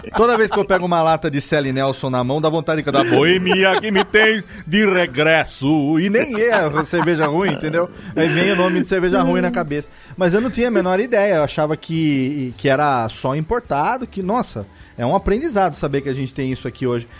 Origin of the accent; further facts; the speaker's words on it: Serra Negra, São Paulo, Brazil; eu também sou da montanha, eu sou daqui de Serra Negra